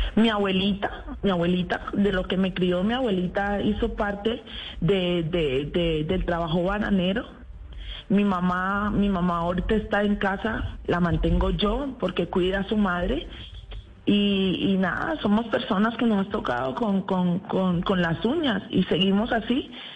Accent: Apartadó, Antioquia, Colombia; yo no soy bayona, yo soy antioqueña, soy nacida en el, en el apartado Vengo de esa tierra hermosa y preciosa que representaré siempre

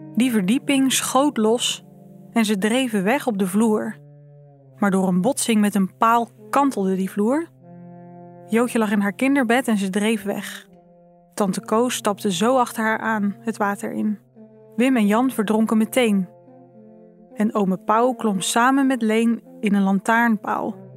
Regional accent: Zeeland, Netherlands; ik ben hier opgegroeid, ik ben een Zeeuwse

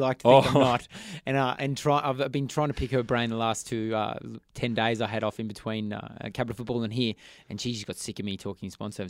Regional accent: Young, New South Wales, Australia; accent: Aussie twang; also born or lived in Yass, New South Wales; Yass, New South Wales. I grew up in Young, just down the road.

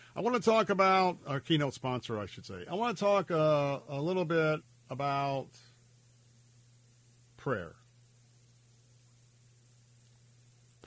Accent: Tampa, Florida, United States; I have fond memories of growing up right here in Tampa, growing up in America

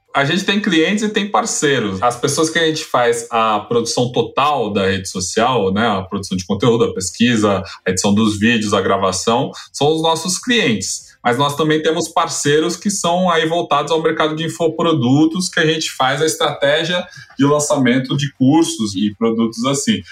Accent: São Paulo, Brazil; born or raised there

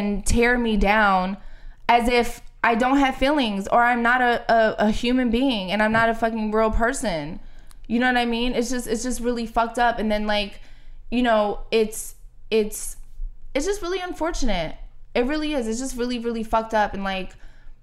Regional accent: Philadelphia, Pennsylvania, United States; I grew up in Philly. I'm not from Reading. I'm not from Northeast. I'm not from the suburbs. I'm from South Philly

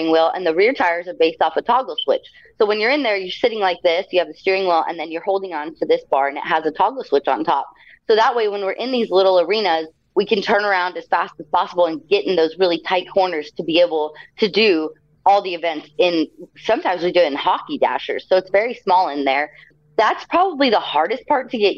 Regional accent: El Paso, Texas, United States; I used to go to the show in my hometown of El Paso, Texas all the time

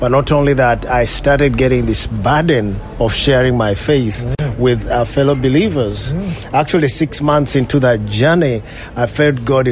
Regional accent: Uganda; I was born in Uganda, mm-hmm. Just 40 miles outside the city of Kampala.

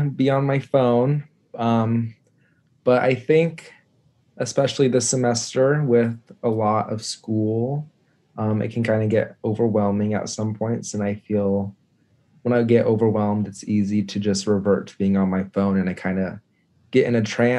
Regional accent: Lincoln, Nebraska, United States; born and raised in Lincoln

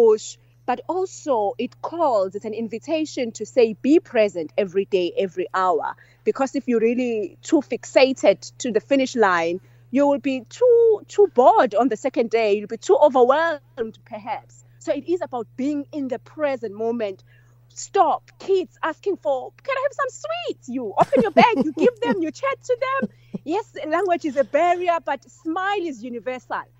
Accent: Seleni Village, KwaZulu-Natal, South Africa; born and bred in Seleni Village

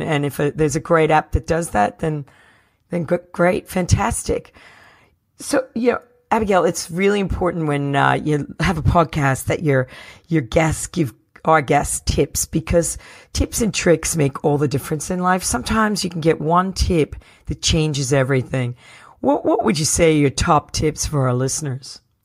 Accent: New Jersey, United States; I'm from New Jersey

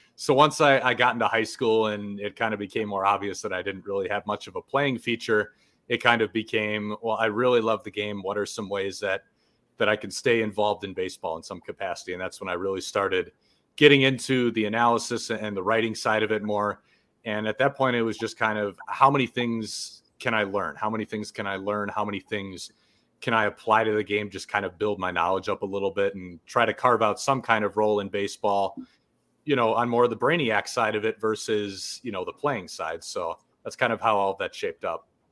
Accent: about half an hour north of Milwaukee, Wisconsin, United States; born and raised in Wisconsin, about half an hour north of Milwaukee

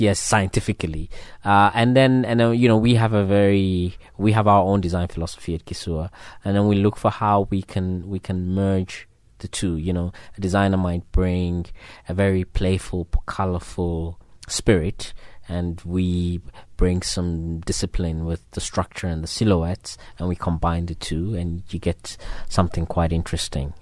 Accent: Ghana; I'm from West Africa, so we're very careful like that. I'm from Ghana.

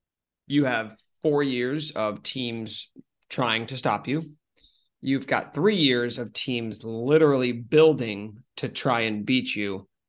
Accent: Kansas, United States; I'm from Kansas.

